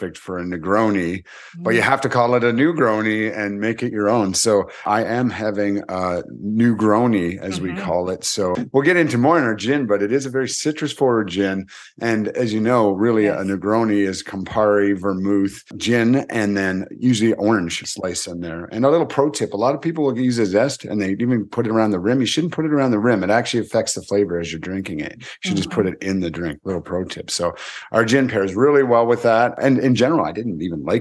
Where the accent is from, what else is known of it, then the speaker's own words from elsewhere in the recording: Prince Edward Island, Canada; now in Calgary, Canada; I'm actually also from Prince Edward Island, where Heather's from. I don't live there anymore